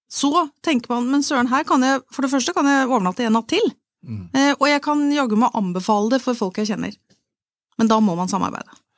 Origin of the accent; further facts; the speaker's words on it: Asker, Akershus, Norway; jeg er født og oppvokst i Asker